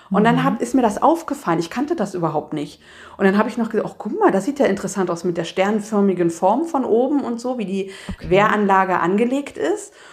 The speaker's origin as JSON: {"language": "German", "region": "East Germany", "country": "Germany", "said": "Ich bin ja eigentlich ein, ich komme ja aus dem Osten eigentlich"}